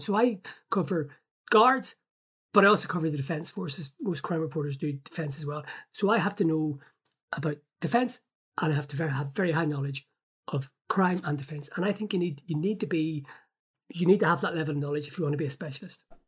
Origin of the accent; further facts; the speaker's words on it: Belfast, Northern Ireland, United Kingdom; I grew up in North Belfast